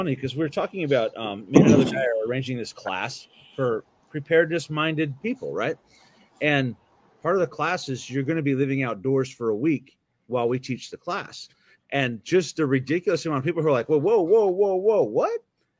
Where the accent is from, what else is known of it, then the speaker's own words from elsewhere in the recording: Michigan, United States; I'm from Michigan.